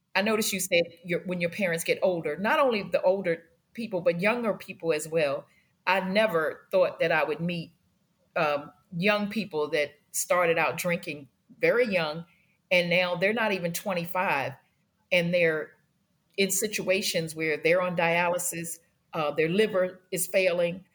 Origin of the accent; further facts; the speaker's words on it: Washington, District of Columbia, United States; I grew up in Washington, D C, and we started out in Northwest Washington off of Georgia Avenue